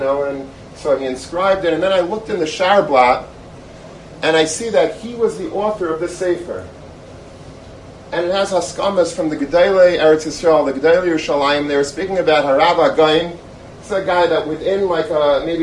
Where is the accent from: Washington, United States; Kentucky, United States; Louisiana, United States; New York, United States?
New York, United States; Long Beach; I grew up in Long Beach.